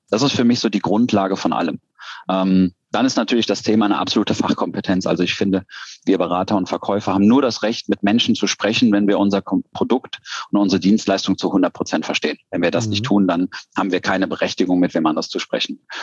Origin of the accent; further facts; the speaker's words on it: Cologne, North Rhine-Westphalia, Germany; Ich komme aus Köln